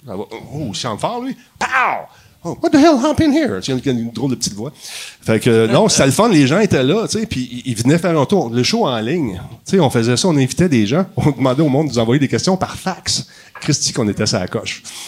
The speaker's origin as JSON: {"language": "French", "town": "Montreal", "region": "Quebec", "country": "Canada", "tie": "born or raised there", "said": "je viens de Ville-la-Salle"}